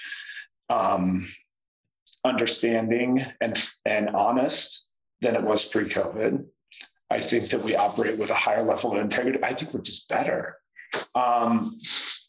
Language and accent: English; Indiana, United States; now in Atlanta, United States; I grew up in Trailer Park, Indiana